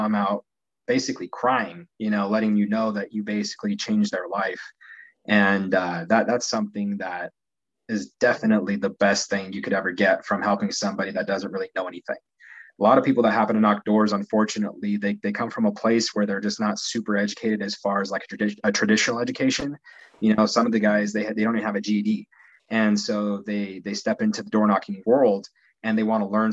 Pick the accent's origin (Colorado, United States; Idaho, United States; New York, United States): Colorado, United States; Pueblo; also born or lived in Denver, Colorado; I'm actually from Pueblo, Colorado